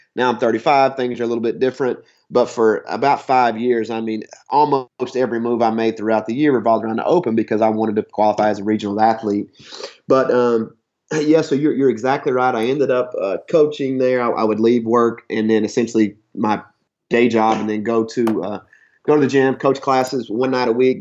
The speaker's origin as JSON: {"language": "English", "area": "Harlan County", "region": "Kentucky", "country": "United States", "also_born_or_lived": "Rhode Island / Houston, Texas / Western Washington", "moved": "as an adult", "lives_now": "Washington, United States", "said": "I'm from Harlan County, Kentucky, southeast Kentucky. Uh, just mountains and coal mines, and uh, you know that's the Bible Belt."}